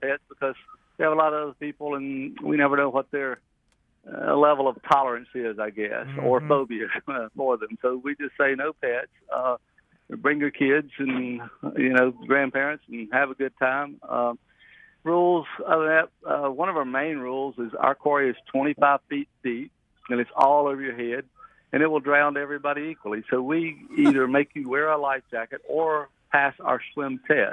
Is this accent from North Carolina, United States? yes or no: yes; North Carolina, United States; we've been farmers here, since the middle 1700s when we came over from Scotland and Ireland